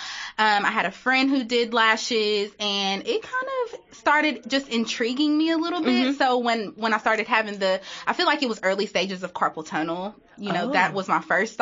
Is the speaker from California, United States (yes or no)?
no; Danville, Kentucky, United States; accent: country; I'm from Danville, Kentucky. Little bitty Danville